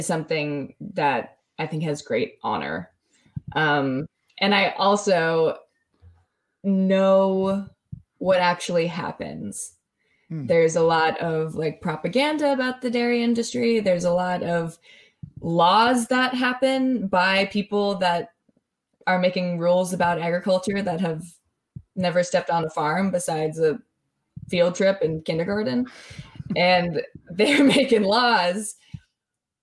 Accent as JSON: {"language": "English", "region": "California", "country": "United States", "tie": "born or raised there", "moved": "as an adult", "said": "I'm in this hugely rural area, yes, but I'm from California, so everyone expects me to be a certain way"}